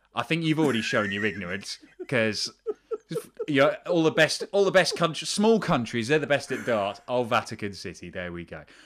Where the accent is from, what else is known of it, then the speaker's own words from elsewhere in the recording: United Kingdom; as a British person